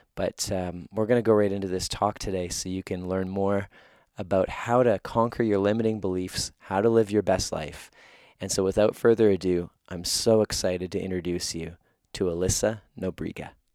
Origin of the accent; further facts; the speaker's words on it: Winnipeg, Manitoba, Canada; my hometown of Winnipeg, where I live right now